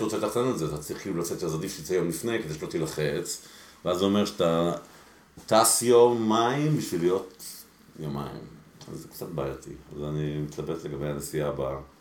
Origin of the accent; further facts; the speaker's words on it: Israel; also born or lived in Mexico City, Mexico; עלינו לארץ כשהייתי ממש קטן, הייתי בן חמש, אה, לקיבוץ אנדור